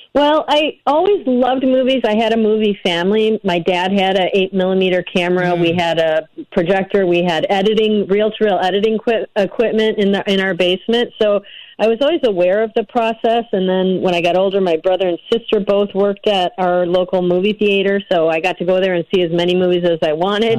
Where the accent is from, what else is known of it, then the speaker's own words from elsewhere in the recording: north of Chicago, Illinois, United States; now in Los Angeles, United States; I'm from Illinois, and I grew up north of Chicago.